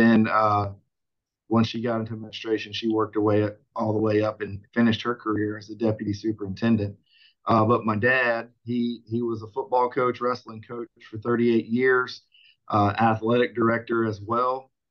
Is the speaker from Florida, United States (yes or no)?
yes; Panama City, Florida, United States; moved away as an adult; also born or lived in Central Methodist College, Missouri; now in Orlando, United States; I was born and raised in Panama City, Florida, up in the panhandle from here in Orlando.